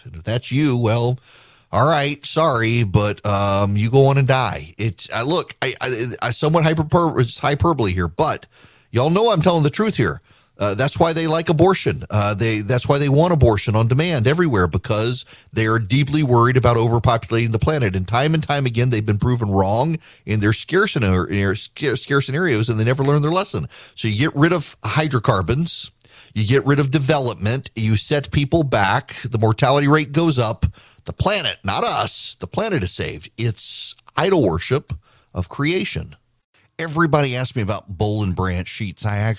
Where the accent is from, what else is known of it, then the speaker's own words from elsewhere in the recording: Dubai, United Arab Emirates; One of the highlights of my life as a kid growing up in Dubai was our class, our school only went up to ninth grade.